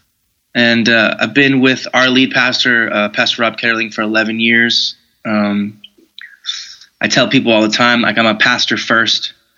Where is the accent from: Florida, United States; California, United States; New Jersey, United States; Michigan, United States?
Michigan, United States; Detroit; now in Minneapolis, United States; I grew up in the church. I grew up in, like I said, River Valley's in Minneapolis, but I grew up in the Detroit, Michigan area. And I grew up in a very a charismatic Pentecostal atmosphere